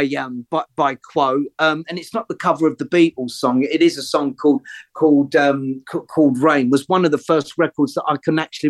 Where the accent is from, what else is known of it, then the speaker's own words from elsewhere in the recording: London, United Kingdom; I grew up on the Listen Green estate, and a lot of my school pals would have grown up on the avenues just off Harrow Road